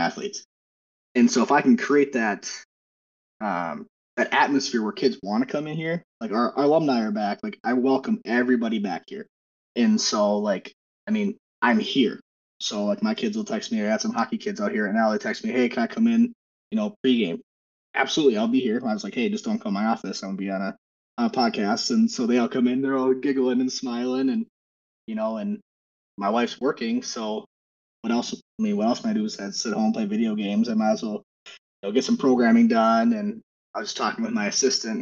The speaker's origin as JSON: {"language": "English", "region": "Wisconsin", "country": "United States", "tie": "born or raised there", "moved": "yes", "lives_now": "Minnesota, United States", "said": "I'm born and raised in Wisconsin, and I currently reside in Minnesota"}